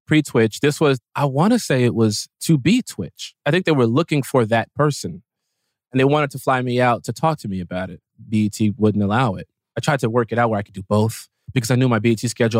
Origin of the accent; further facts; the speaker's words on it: Chicago, Illinois, United States; we are both from Chicago